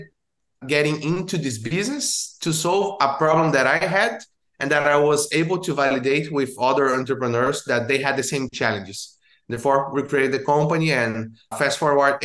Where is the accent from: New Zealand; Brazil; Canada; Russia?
Brazil; moved away as an adult; now in Orlando, United States; I'm based here in Orlando, Florida, but I was born in Brazil, and I moved to the US